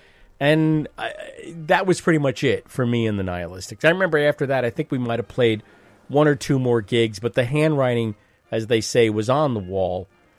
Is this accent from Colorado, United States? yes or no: no; Long Island, New York, United States; I grew up on Long Island.